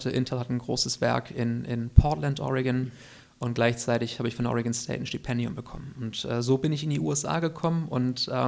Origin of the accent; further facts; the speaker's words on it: Kiel, Schleswig-Holstein, Germany; In genau, Russe, genau, in ja. Russe, ja. Und dann auch hier zur Schule gegangen.